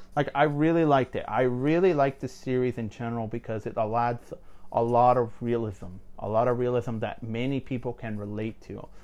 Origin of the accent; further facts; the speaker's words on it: Mexico; moved away; I'm a Latino. I'm, I'm, I'm from Mexico and stuff. Like, my whole family is from Mexico.